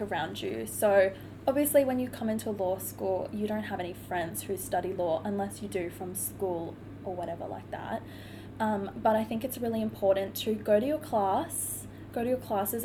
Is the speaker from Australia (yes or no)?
yes; Cairns, Queensland, Australia; moved away as an adult; now in Brisbane, Australia; I'm originally from Cairns, so I moved down to Brisbane all on my own, away from my family, to pursue my law degree.